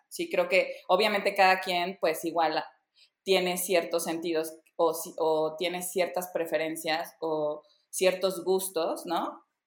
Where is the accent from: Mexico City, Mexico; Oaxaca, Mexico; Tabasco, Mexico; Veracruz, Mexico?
Veracruz, Mexico; yo crecí en provincia, yo crecí en Veracruz